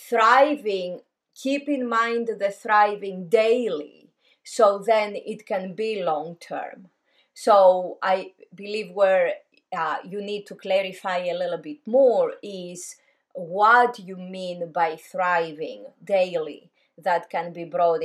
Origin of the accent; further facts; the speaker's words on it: Greece; moved away; Because I grew up in Greece.